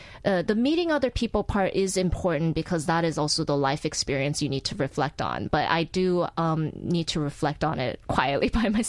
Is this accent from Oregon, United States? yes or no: yes; Portland, Oregon, United States; also born or lived in Incheon, South Korea; I was born in Incheon, Korea, and my family moved to Portland, Oregon at age 9.